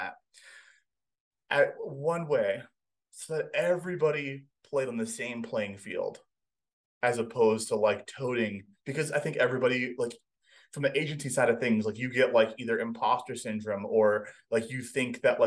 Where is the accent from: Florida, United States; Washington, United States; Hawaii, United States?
Hawaii, United States; moved away as an adult; I grew up in Hawaii